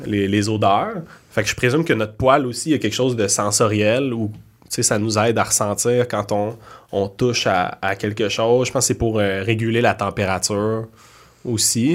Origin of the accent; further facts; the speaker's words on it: Laval, Quebec, Canada; je viens de Laval